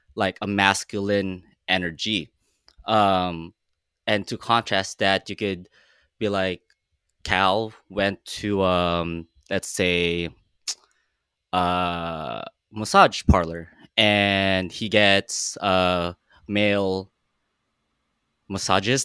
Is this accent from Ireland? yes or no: no; Philippines; now in Los Angeles, United States; I'm Filipino. I immigrated from the Philippines about almost, oh my God, 16 years ago. I'm a LA creative